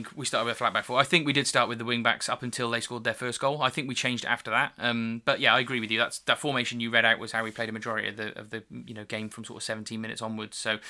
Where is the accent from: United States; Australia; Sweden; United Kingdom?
United Kingdom; England; I'm English, obviously.